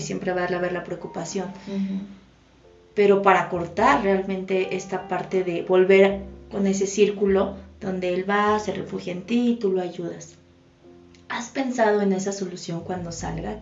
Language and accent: Spanish; Mexico; como cultura mexicana